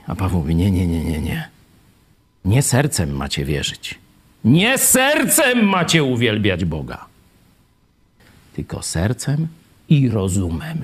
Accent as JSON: {"language": "Polish", "town": "Kraśnik", "region": "Lublin Voivodeship", "country": "Poland", "also_born_or_lived": "Kraków", "moved": "yes", "said": "pochodzę z tu lubelskiego, z Lublina, z Kraśnika"}